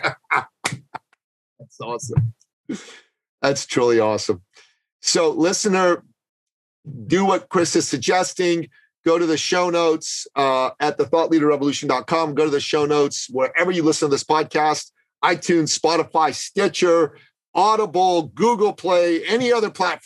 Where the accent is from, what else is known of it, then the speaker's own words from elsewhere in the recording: Canada; moved away; my home country of Canada